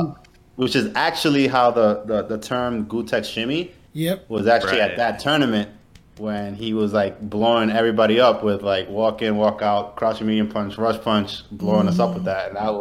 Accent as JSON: {"language": "English", "region": "New York", "country": "United States", "said": "I'm from New York"}